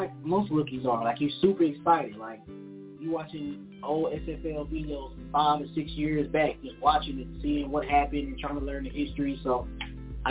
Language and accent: English; Tulsa, Oklahoma, United States; I'm from Tulsa, Oklahoma